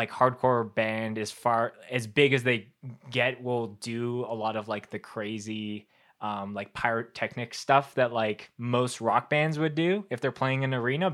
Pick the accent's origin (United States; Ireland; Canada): Canada; Winnipeg, Manitoba; growing up in Winnipeg, which is like the center of Canada, like in the prairies